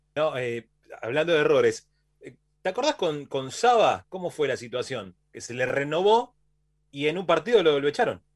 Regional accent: Banfield, Buenos Aires Province, Argentina; Nosotros somos de, originariamente, de Banfield

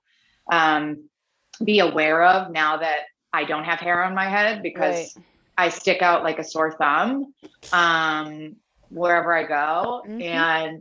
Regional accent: Worcester, Massachusetts, United States; moved away as an adult; also born or lived in Boston / San Francisco; I grew up in Worcester, Worcester. Grew up in Worcester, but Boston to me is home

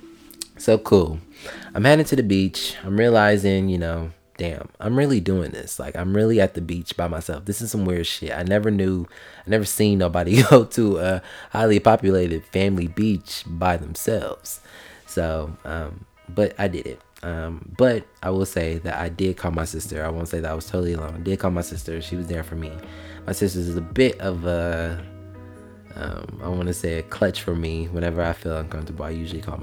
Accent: Columbus, Ohio, United States; moved away as an adult; now in Georgia, United States; in my hometown, in Columbus, Ohio

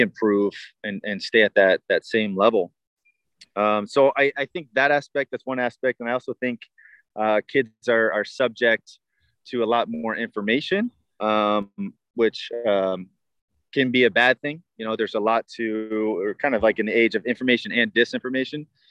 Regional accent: Tampa, Florida, United States; born and raised in Tampa. I was the hometown kid.

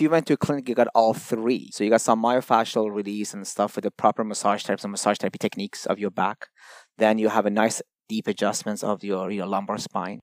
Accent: Toronto, Ontario, Canada; also born or lived in Iran; originally from Iran, but grew up in, um, Toronto ever since I was thirteen

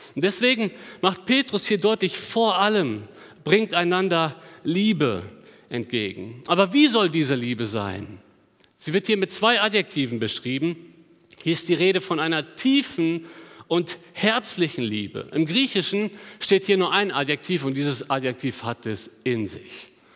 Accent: Germany; Als, als Deutsche

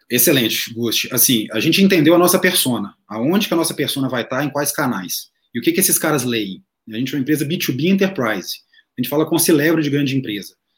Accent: Minas Gerais, Brazil; sou mineiro, publicitário, filho único

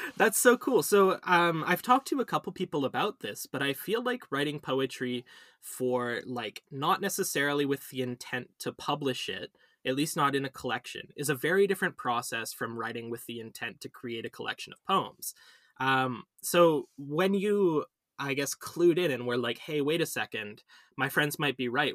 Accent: Vancouver, British Columbia, Canada; moved away as an adult; also born or lived in Ontario; I was born here and I lived here for most of my life, but I did my undergrad, at Western.

